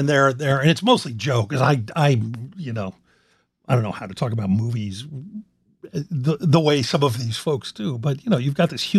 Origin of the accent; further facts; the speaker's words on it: Philadelphia, Pennsylvania, United States; now in Los Angeles, United States; I grew up in Philadelphia, as Joe knows.